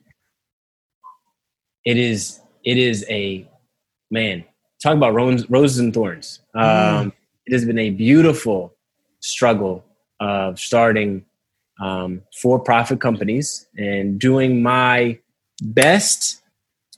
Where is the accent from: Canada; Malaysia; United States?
United States; Philadelphia, Pennsylvania; also born or lived in Maryland / West Coast; I was born and raised in Mount Airy